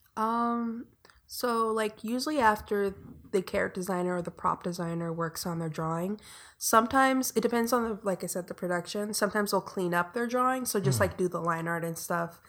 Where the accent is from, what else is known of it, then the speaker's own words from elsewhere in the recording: Inglewood, California, United States; I grew up in Inglewood, which is very far in the south side